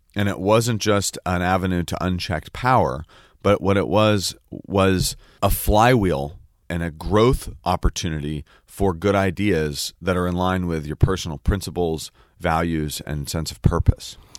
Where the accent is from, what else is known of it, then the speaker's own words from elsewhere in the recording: the Peninsula, Silicon Valley, Northern California, United States; moved away; also born or lived in San Francisco; I was born in San Francisco. And then we grew up on the peninsula in what is now known as Silicon